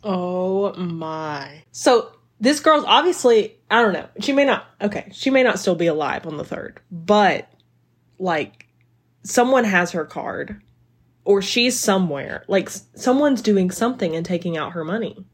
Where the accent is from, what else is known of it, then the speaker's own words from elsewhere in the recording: the South, United States; I'm from the South